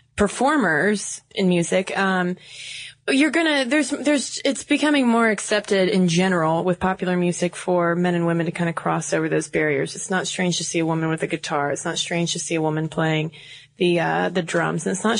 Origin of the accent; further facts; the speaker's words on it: New Hampshire, United States; We're from New Hampshire.